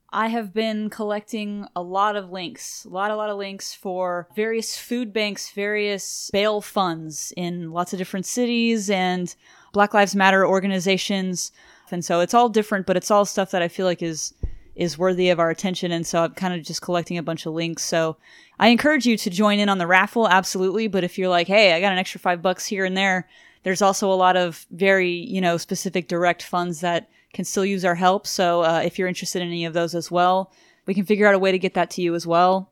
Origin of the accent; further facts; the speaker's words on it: Cajun, Louisiana, United States; I'm Cajun